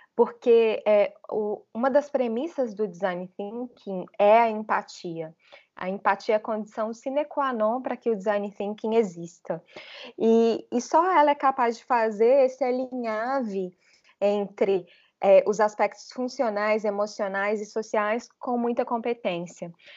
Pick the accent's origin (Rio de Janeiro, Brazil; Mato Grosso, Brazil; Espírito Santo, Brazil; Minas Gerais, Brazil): Minas Gerais, Brazil; Belo Horizonte; accent: mineiro; moved away as an adult; also born or lived in São Paulo; now in Florianópolis, Brazil; Sou mineira de Belo Horizonte